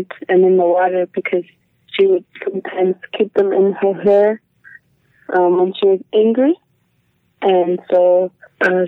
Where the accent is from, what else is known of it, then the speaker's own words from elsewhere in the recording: Igloolik, Nunavut, Canada; I was born in Iglulik and I am from Senekiluk, Nunavut